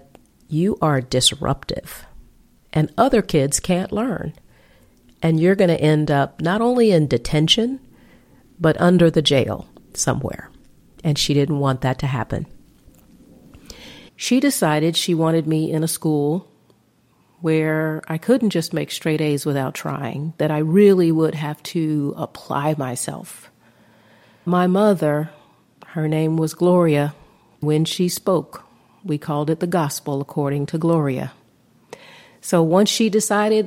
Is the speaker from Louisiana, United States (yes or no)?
no; Atlanta, Georgia, United States; Growing up in Atlanta, I attended public schools initially